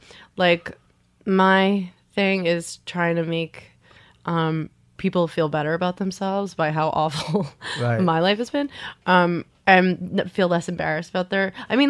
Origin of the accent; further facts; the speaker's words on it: Long Island, New York, United States; I'm from Long Island. Like, I don't know if you have Long Island pride. I don't. Like, I shit on Long Island every chance I get.